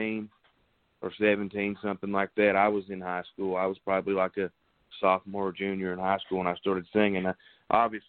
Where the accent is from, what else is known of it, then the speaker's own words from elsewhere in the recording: Tazewell, Tennessee, United States; I'm from Tazewell, Tennessee